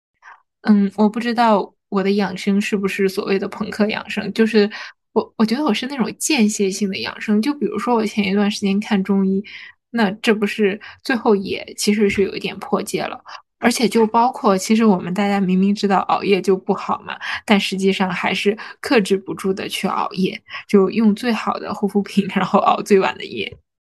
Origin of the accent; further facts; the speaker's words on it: Harbin, Heilongjiang, China; 就是我们哈尔滨人冬天也是吃冰淇淋的